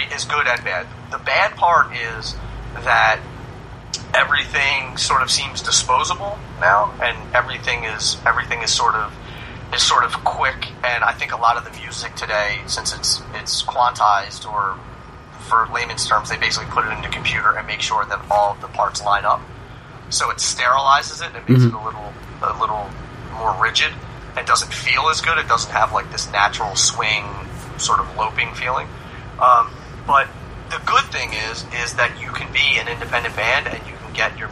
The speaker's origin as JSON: {"language": "English", "town": "Philadelphia", "region": "Pennsylvania", "country": "United States", "moved": "yes", "lives_now": "New York area, United States", "said": "I'm originally from Philadelphia. I live in the New York area now."}